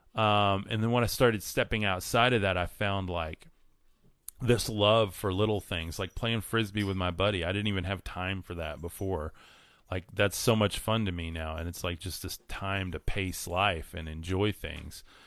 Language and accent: English; West Texas, United States; living in West Texas, one of my goals with this, and one of the things I'm stepping into is I do believe God's calling me and has been for a long time to move away from my hometown